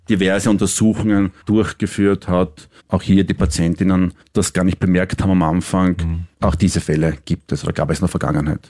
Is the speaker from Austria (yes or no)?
yes; Styria, Austria; also born or lived in Vienna; als gebürtiger Steirer